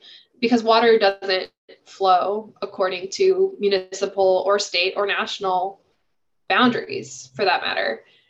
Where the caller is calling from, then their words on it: Illinois, United States; I'm calling in from Illinois.